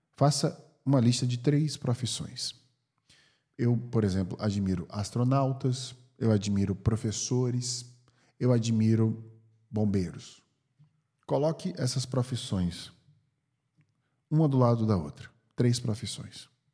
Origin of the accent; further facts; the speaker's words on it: Brazil; now in California, United States; sendo brasileiro, porque meu passaporte é do Brasil